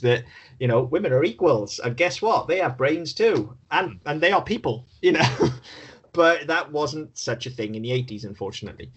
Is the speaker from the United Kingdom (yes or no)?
yes; United Kingdom; we're British